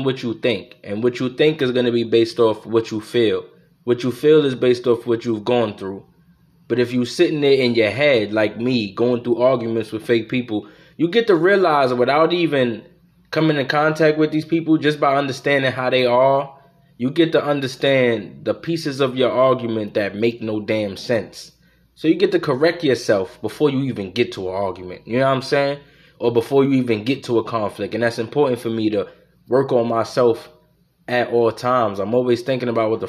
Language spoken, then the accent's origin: English; United States; I'm an American